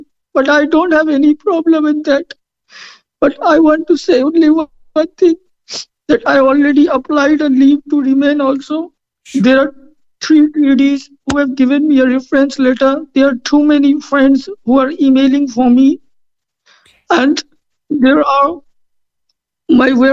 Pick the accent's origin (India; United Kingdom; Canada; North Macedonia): India; moved away as an adult; now in Cork, Ireland; I am from India